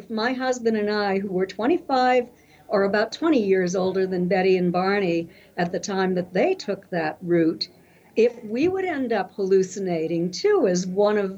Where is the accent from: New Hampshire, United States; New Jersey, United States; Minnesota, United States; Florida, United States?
New Hampshire, United States; Kingston; moved away as an adult; also born or lived in Cincinnati, Ohio; I grew up in Kingston, New Hampshire, small town in New Hampshire